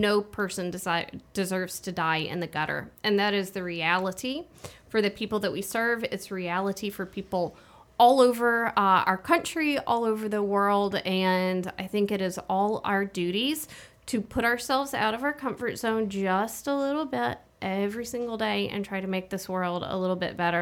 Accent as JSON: {"language": "English", "town": "Birmingham", "region": "Alabama", "country": "United States", "tie": "born or raised there", "also_born_or_lived": "Vermont / New England", "moved": "as an adult", "said": "I grew up here in Birmingham"}